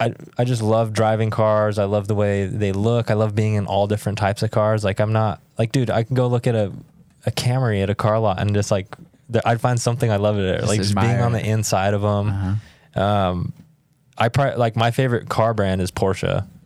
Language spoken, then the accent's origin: English; Roswell, New Mexico, United States; So I grew up in southern New Mexico, Roswell, New Mexico.